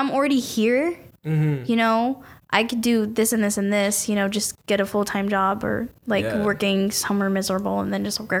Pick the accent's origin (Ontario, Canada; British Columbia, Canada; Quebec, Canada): Ontario, Canada; Mississauga; I'm like, I'm from like a place called Mississauga, which is near Toronto.